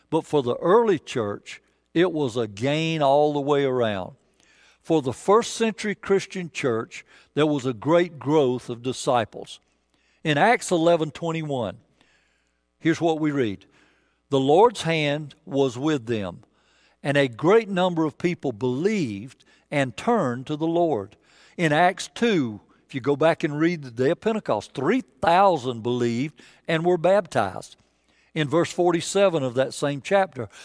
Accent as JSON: {"language": "English", "region": "the South", "country": "United States", "said": "I'm from the South"}